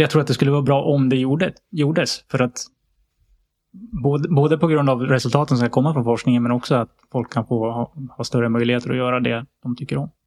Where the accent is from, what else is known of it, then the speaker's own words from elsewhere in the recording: outside Sandviken, Gävleborg County, Sweden; jag är uppvuxen utanför Sandvikens eh, skogar